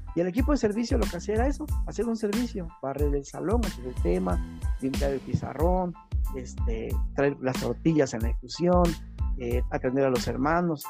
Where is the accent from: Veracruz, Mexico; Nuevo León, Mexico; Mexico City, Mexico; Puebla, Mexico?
Veracruz, Mexico; Cosamaloapan; soy del estado de Veracruz, de un pueblo llamado Cozamalguapan